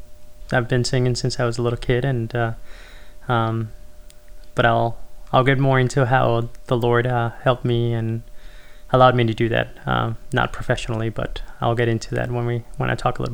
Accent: Venezuela; also born or lived in Houston, Texas; now in Connecticut, United States; I was born and raised in Venezuela, moved to Houston, Texas back in 2005, and went to school at Texas A&M University.

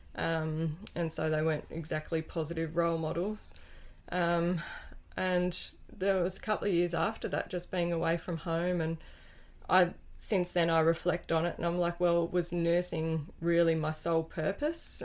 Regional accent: Wynyard, Tasmania, Australia; I was born over in Wynyard, and with loving parents on a dairy farm, yep. just ten minutes out of town

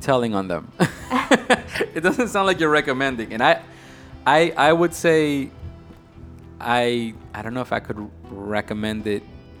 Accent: New York, United States; Growing up in New York

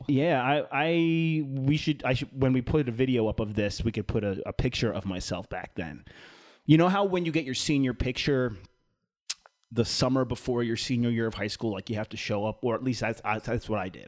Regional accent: East Islip, New York, United States; moved away; East Islip, New York, my hometown

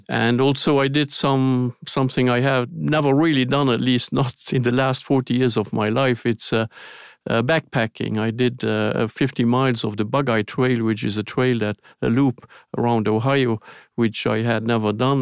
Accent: Luxembourg; English is a second language; moved away; I was born in Luxembourg, which is a very small country.

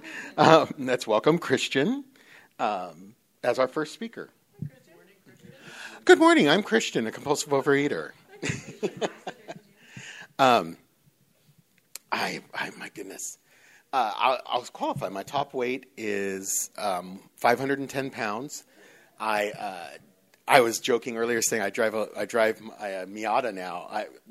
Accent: Northern California, United States; moved away as an adult; now in Los Angeles, United States; I was born and raised in Northern California

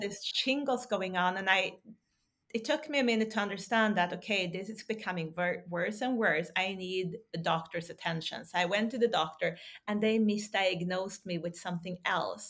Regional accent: Sweden; also born or lived in Texas; now in Norway; I grew up in Sweden

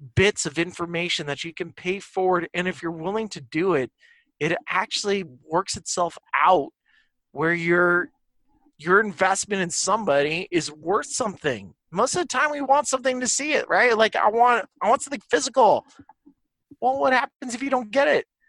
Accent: Santa Barbara, California, United States; I grew up in Santa Barbara

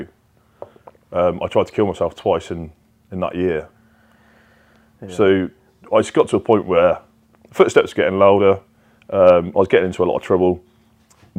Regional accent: Brize Norton, South East England, United Kingdom; my hometown before, at Bryce Norton, right next to the RAF camp

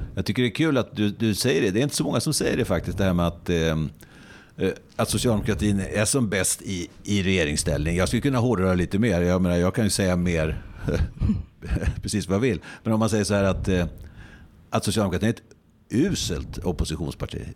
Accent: Närke, near Hallsberg, Örebro County, Sweden; jag själv är närking mm. och eh, är uppväxt väldigt nära din ort där du fortfarande bor, mm. Hallsberg.

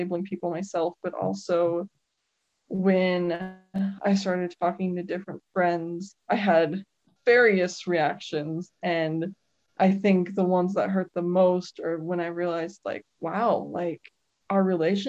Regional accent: Utah, United States; I was born and raised in Utah

